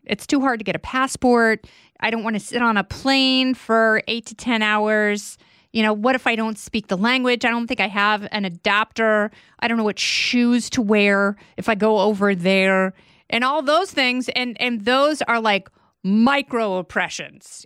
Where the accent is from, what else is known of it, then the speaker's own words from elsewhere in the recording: Portland, Oregon, United States; moved away as an adult; I grew up in Portland, Oregon